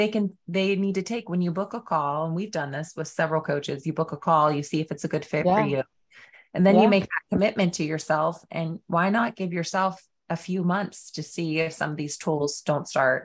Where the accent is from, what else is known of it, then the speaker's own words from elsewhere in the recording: United States; we're from America in the US.